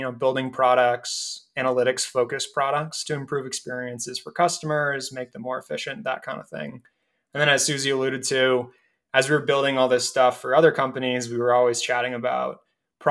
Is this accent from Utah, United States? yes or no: no; Acton, Massachusetts, United States; moved away as an adult; now in Denver, United States; I'm originally from the East Coast in a town called Acton, which is outside of Boston.